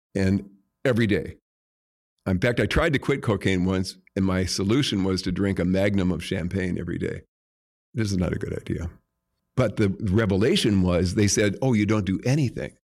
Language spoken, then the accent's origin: English; Jamestown, North Dakota, United States; moved away; I'm from Jamestown, North Dakota